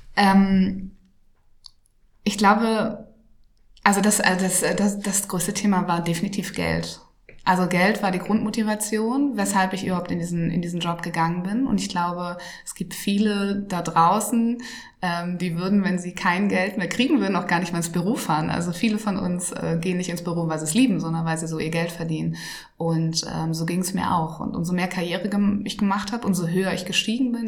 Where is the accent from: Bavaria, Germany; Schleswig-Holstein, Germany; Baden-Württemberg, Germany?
Schleswig-Holstein, Germany; ich komme ja aus Norddeutschland, also aus Schleswig-Holstein, ganz, ganz nah an Hamburg